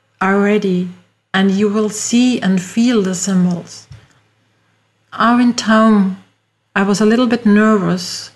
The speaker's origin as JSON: {"language": "English", "country": "Austria", "second_language": "English", "said": "As you hear from my accent, I'm not from USA, I am from Europe, from Austria."}